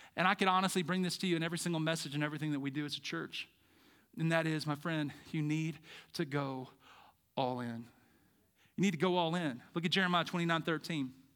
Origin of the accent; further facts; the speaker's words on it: Birmingham, Alabama, United States; moved away as an adult; now in Treasure Valley, United States; I'm from Birmingham